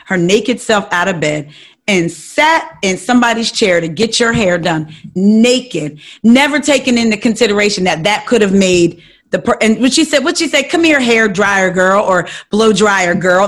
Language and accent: English; New Jersey, United States; moved away as an adult; now in Maryland, United States; I'm from Jersey, you know, I'm from North, South Jersey